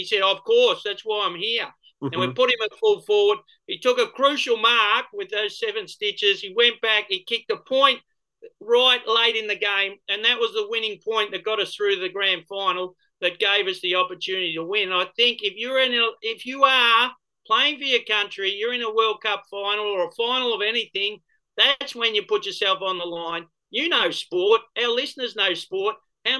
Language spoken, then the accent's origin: English; Australia